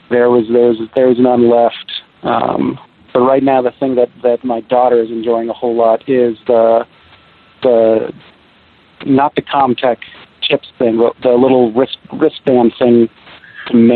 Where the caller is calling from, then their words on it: Seattle, Washington, United States; Seattle, Washington.